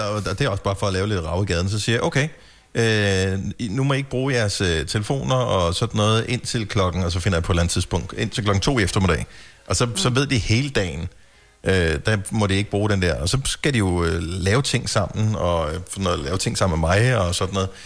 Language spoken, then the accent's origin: Danish; Funen, Southern Denmark, Denmark; now in Copenhagen area, Denmark; jeg er opvokset på Fyn